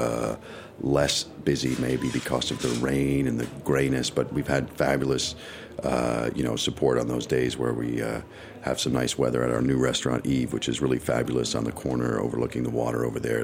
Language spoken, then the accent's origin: English; New York City, New York, United States; as a New Yorker and growing up on First Avenue in the 50s